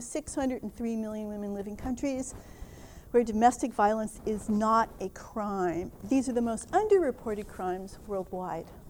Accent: Minnesota, United States; I'm from Minnesota, agriculture is one of our big businesses

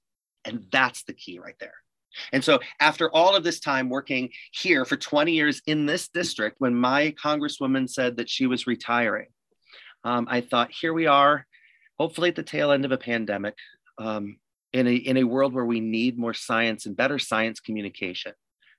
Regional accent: Rockford, Illinois, United States; also born or lived in East Texas; to work in my hometown

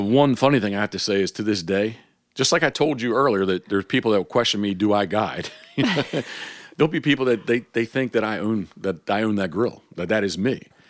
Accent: Havre de Grace, Maryland, United States; I was born in Harvard Grace, so the, you know, the decoy capital of the world

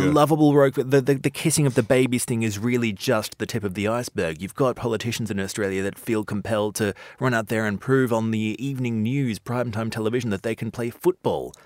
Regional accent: Brazil; moved away as an adult; now in London, United Kingdom; I was from Brazil

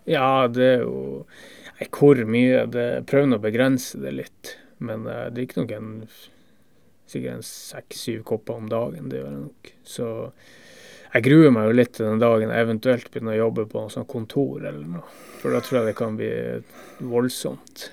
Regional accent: Northern Norway, Norway; accent: Northern Norwegian dialect; now in Denmark

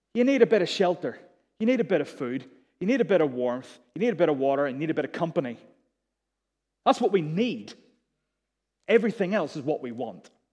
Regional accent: Belfast, Northern Ireland, United Kingdom; moved away as an adult; also born or lived in Durham; I was from Belfast, I went to Durham

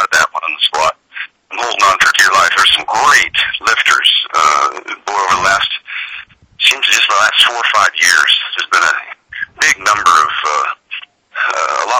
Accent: Portland, Oregon, United States; It was Portland, Oregon. I was out on the west side there, towards Beaverton, Sunset, Aloha, in that Hillsboro, that area out there. And it was, you know, that's where I was born and raised

